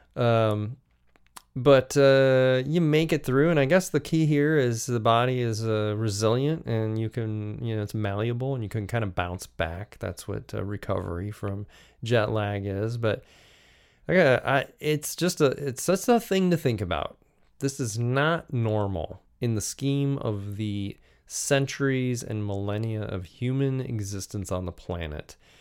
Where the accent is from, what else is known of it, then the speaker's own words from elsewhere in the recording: United States; Being an American